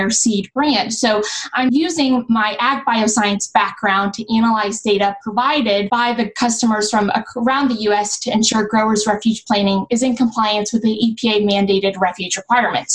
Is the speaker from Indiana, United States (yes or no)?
yes; Zionsville, Indiana, United States; I grew up in Zionsville, Indiana, so it's a suburb located northwest of Indianapolis